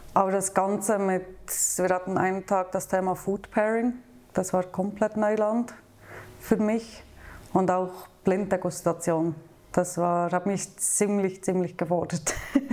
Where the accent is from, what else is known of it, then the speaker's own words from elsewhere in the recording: near Thun, Bern, Switzerland; moved away as an adult; now in Basel, Switzerland; ich bin in der Nähe von Thun aufgewachsen auf dem Land.